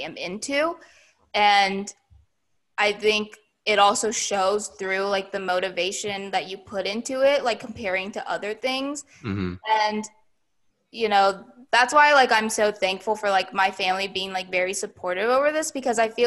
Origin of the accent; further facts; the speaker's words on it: United States; me being Asian American